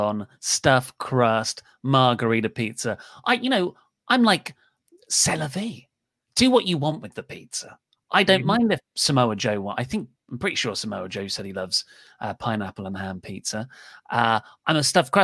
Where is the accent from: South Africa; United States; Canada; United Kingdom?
United Kingdom; Kent, South East England; I was born and raised in Kent